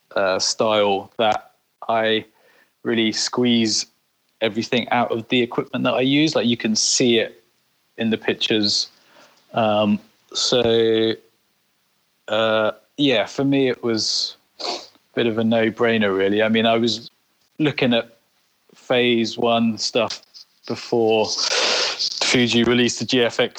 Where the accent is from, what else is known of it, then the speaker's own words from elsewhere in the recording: United Kingdom; in the UK, is you know we're a bit more reserved